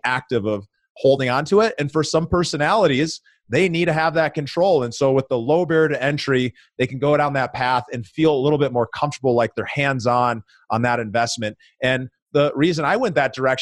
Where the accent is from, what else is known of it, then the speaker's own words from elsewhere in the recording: Minneapolis, Minnesota, United States; now in Denver, United States; my hometown of Minneapolis, Minnesota